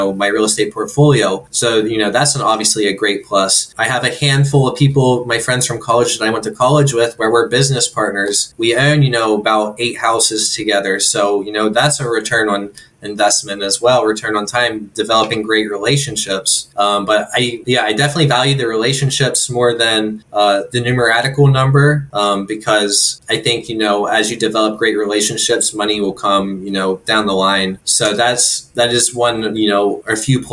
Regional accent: Pennsylvania, United States; also born or lived in Bloomsburg, Pennsylvania; about an hour north of central PA. That was around my hometown area

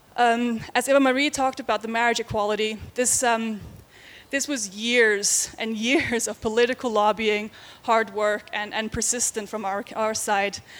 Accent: Faroe Islands; now in Denmark; I am from the Faroe Islands. I don't live there. I've lived in Denmark for many years

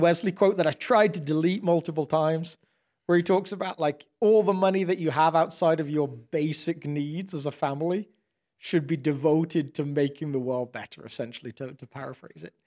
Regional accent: United Kingdom; now in United States; I'm British

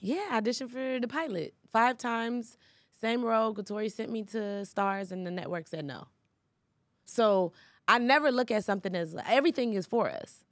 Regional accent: Atlanta, Georgia, United States; also born or lived in Los Angeles; I'm from Atlanta

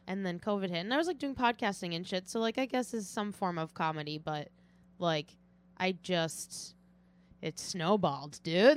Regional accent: Watertown, Massachusetts, United States; from Watertown, Massachusetts

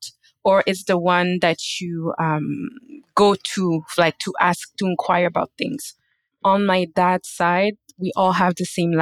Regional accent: Canada; I was born and raised in Canada

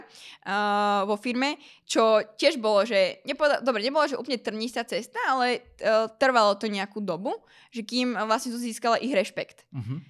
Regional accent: Slovakia; vyrastal som na Slovensku

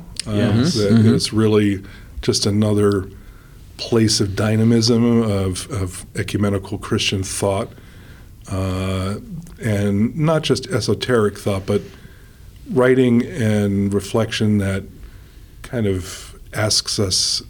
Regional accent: New York City, New York, United States; also born or lived in Oxford; now in Seattle, United States; I grew up in New York City

